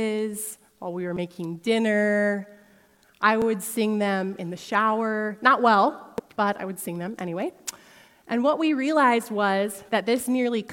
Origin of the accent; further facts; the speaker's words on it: Sioux Falls, South Dakota, United States; also born or lived in Holland, Michigan; I grew up here in Sioux Falls, but for a season, my husband Tyson and I lived in Holland, Michigan